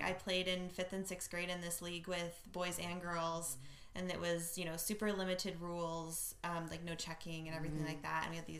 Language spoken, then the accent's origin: English; Idaho, United States; growing up in Idaho.